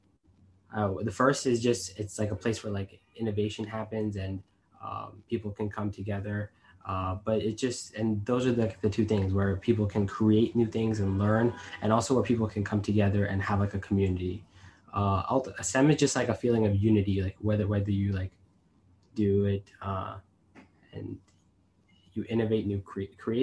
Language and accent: English; United States; I was born in the United States